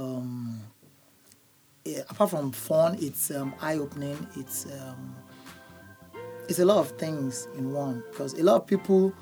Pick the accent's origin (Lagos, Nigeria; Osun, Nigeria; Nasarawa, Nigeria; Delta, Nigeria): Osun, Nigeria; Ilesha; I'm from Osun State, Ilesha, precisely.